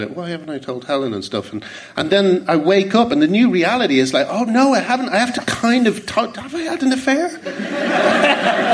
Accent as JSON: {"language": "English", "country": "Ireland", "said": "I'm Irish"}